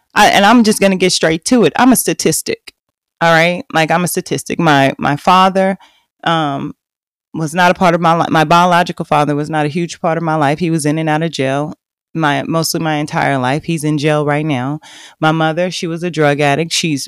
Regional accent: Oklahoma, United States; also born or lived in Fort Worth, Texas; I grew up in a very small town in Oklahoma. Now, I was born in Fort Worth. I was born on the south side of Fort Worth.

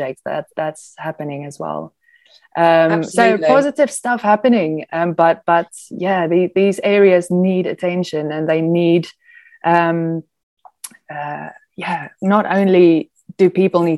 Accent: South Africa; moved away; I'm South African

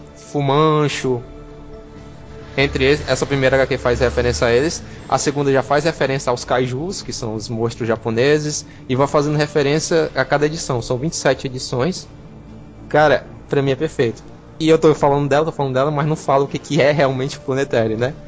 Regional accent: Brazil; a gente é brasileiro, a gente fala gibi

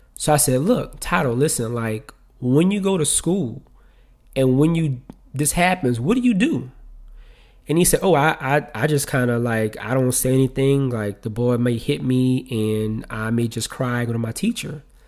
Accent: New Orleans, Louisiana, United States; I'm from New Orleans, right? And so in New Orleans, like, when somebody comes in your house, it's very customary for them to speak.

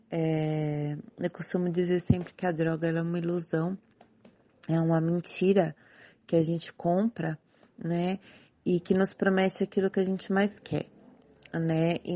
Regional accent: São Paulo, Brazil; Eu sou aqui de São Paulo

